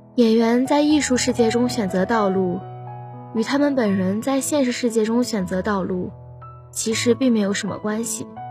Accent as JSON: {"language": "Chinese", "town": "Haimen", "region": "Jiangsu", "country": "China", "tie": "born or raised there", "moved": "as an adult", "lives_now": "Nanjing, China", "said": "来自海门。我在南京大学，距离我家乡 二百零九公里"}